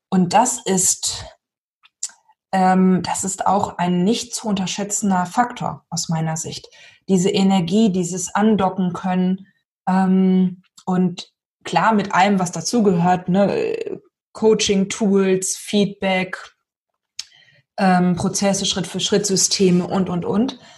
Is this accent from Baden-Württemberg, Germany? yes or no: no; Lower Saxony, Germany; ich bin ja aus Niedersachsen, ne? ein Norden